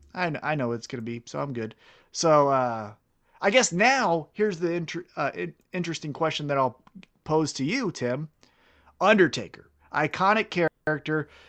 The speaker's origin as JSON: {"language": "English", "town": "Kansas City", "country": "United States", "said": "I'm from Kansas City"}